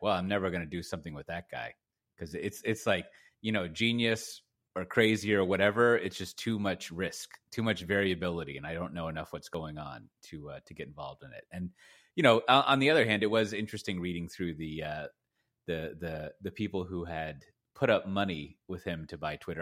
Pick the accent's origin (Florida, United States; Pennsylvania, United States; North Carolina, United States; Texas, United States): Texas, United States; Austin; I grew up in Austin and Texas.